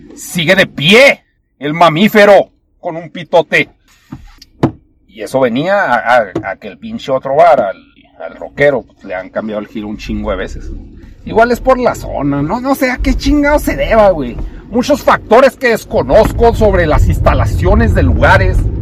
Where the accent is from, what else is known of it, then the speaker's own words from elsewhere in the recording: Chihuahua, Mexico; aquí vivo